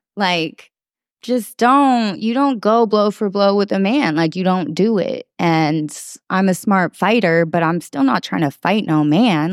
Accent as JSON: {"language": "English", "town": "Oakland", "region": "California", "country": "United States", "tie": "born or raised there", "also_born_or_lived": "San Francisco", "said": "I was born in San Francisco and raised simultaneously in San Francisco and Oakland"}